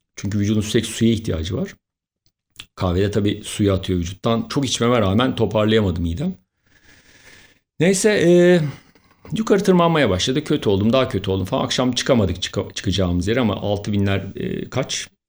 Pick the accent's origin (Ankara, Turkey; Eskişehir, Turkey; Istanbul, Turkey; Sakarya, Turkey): Istanbul, Turkey